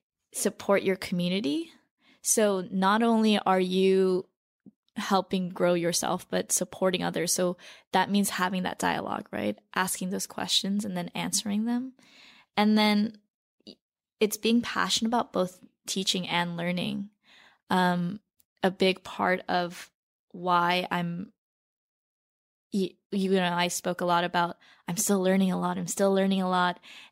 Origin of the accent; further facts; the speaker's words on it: Torrance, California, United States; now in New York City, United States; But I grew up in Torrance, which is this beach town.